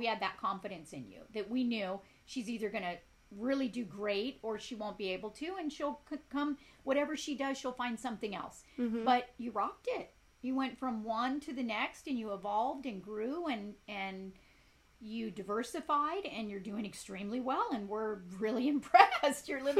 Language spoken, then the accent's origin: English; Compton, California, United States; also born or lived in South Gate, California / Ireland; I grew up in Compton. I grew up in Southgate